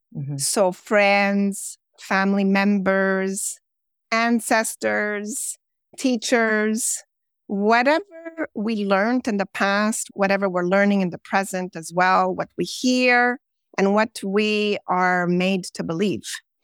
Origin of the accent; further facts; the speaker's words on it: Montreal, Quebec, Canada; born there; Well, basically, I was born in Montreal, Quebec, Canada. I've lived in several different other Canadian provinces as well.